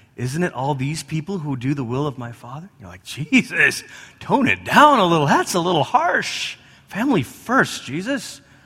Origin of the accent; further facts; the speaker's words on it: Malaysia; moved away; I grew up in Malaysia